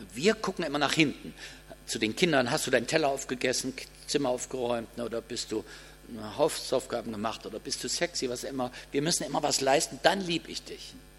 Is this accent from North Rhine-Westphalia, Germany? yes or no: no; Kassel, Hesse, Germany; Bei uns in Kassel veranstalten die Geschäftsleute zu Karfreitag ein Mitternachtsshopping